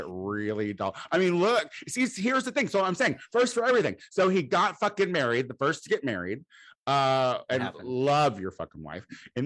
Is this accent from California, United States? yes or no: no; Clinton, Illinois, United States; I'm from Clinton.